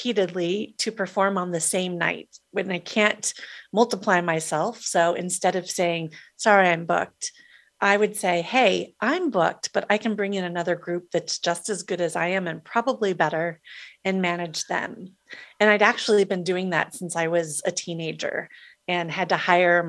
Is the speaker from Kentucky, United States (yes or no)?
no; Des Moines, Iowa, United States; thank you, Des Moines, Iowa